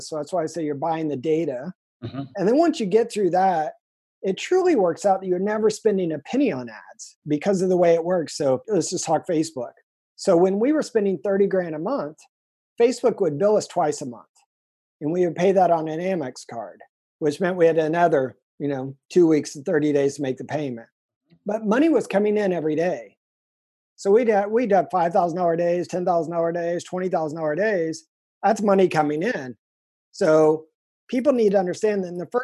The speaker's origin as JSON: {"language": "English", "region": "Indiana", "country": "United States", "tie": "born or raised there", "moved": "as an adult", "lives_now": "San Diego, United States", "said": "I'm from Indiana"}